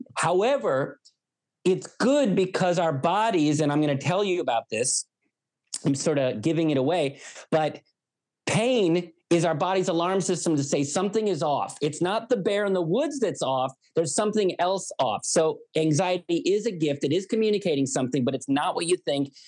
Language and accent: English; United States; I'm an American